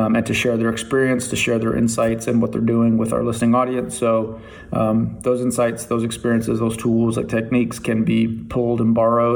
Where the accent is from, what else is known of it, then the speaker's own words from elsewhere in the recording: Toledo, Ohio, United States; moved away; growing up in Toledo, Ohio, shout out to public schools in Toledo, Ohio